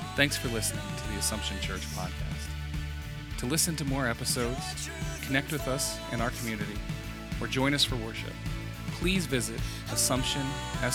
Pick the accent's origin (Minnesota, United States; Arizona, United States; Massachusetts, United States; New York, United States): Arizona, United States; moved away; I'm from Arizona